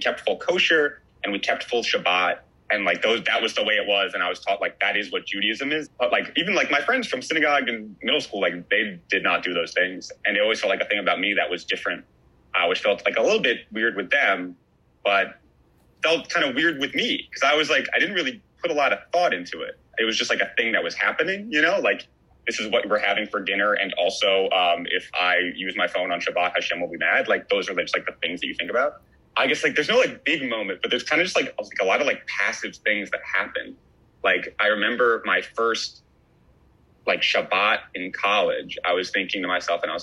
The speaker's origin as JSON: {"language": "English", "town": "New York City", "region": "New York", "country": "United States", "tie": "born or raised there", "said": "I grew up in Riverdale, which is kind of like a Jewish neighborhood in the Bronx"}